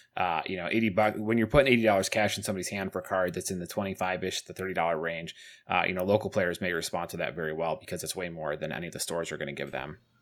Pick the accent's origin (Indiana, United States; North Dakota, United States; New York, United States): New York, United States; Syracuse; moved away; I'm from Syracuse